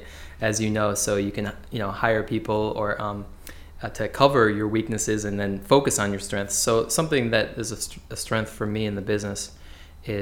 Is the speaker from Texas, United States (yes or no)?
no; West Hartford, Connecticut, United States; I grew up in West Hartford, so working in the same town I grew up